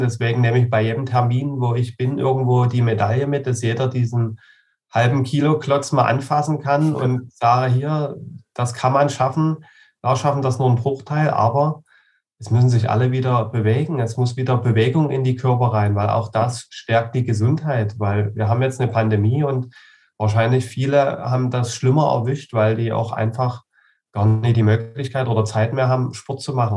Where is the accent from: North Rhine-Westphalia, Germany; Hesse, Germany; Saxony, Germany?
Saxony, Germany; bei uns in Sachsen